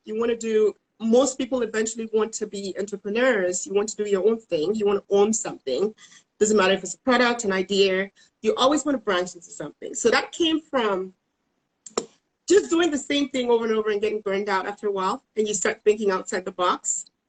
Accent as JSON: {"language": "English", "country": "Cameroon", "moved": "as an adult", "lives_now": "Dallas, United States", "said": "I am originally from Cameroon in West Africa."}